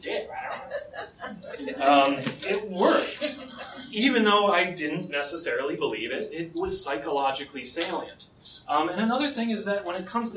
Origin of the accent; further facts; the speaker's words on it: United States; I'm American